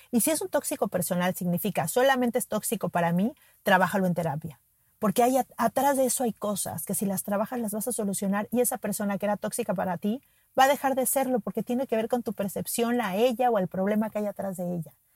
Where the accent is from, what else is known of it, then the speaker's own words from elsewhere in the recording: Mexico City, Mexico; Yo soy de la Ciudad de México y en la Ciudad de México, en las escuelas desde muy pequeños hacemos simulacros